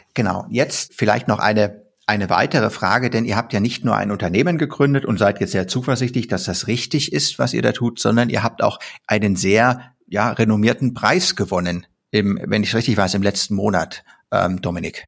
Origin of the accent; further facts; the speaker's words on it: Germany; als Deutscher